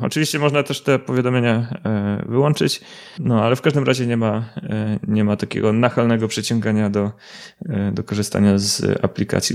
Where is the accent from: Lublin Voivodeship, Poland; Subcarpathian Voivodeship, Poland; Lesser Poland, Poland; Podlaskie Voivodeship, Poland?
Subcarpathian Voivodeship, Poland; Łysaków; moved away as an adult; now in Kraków, Poland; pochodzę z takiej małej miejscowości Łysaków z okolic Mielca. Obecnie mieszkam w Krakowie